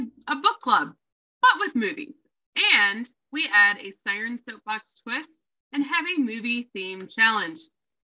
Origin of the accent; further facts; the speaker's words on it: Loveland, Ohio, United States; I'm from the Loveland, Ohio area